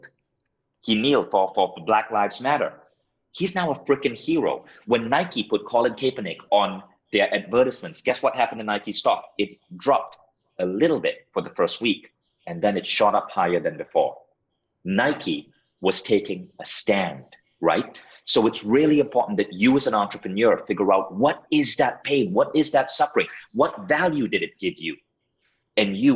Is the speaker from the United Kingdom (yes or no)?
no; Malaysia; moved away as an adult; also born or lived in United States; now in Estonia; I had to move back to my home country, Malaysia